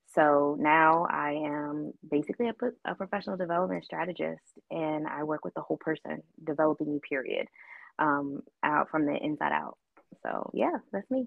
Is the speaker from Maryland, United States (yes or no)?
yes; Baltimore, Maryland, United States; moved away as an adult; also born or lived in Japan / Tucson, Arizona / London / Atlanta; I am originally from Baltimore, Maryland